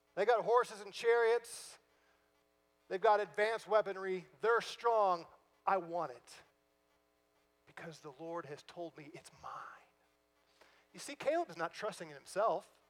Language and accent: English; St. Louis, Missouri, United States; moved away; I'm from St. Louis originally